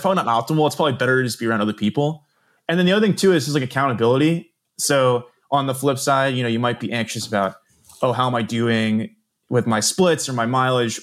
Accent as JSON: {"language": "English", "town": "Doylestown", "region": "Pennsylvania", "country": "United States", "tie": "born or raised there", "said": "I am, was originally from the northern burbs in a, eh, of Philly in a town called Doylestown"}